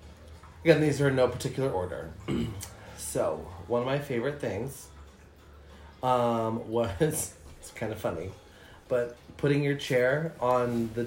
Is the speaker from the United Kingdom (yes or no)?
no; United States; I'm an American.